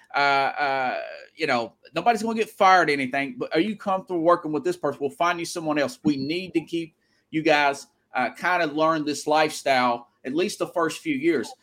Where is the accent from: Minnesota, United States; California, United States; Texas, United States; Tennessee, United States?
Tennessee, United States; moved away; also born or lived in Florida / Denver; I'm from Tennessee, but actually lived on both coasts before. I've lived in Florida. I've lived in Denver.